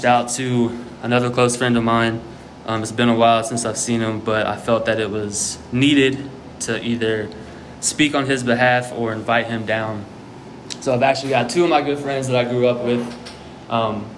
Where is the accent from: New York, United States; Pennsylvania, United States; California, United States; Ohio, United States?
Ohio, United States; Germantown; born or raised there; also born or lived in Trotwood, Ohio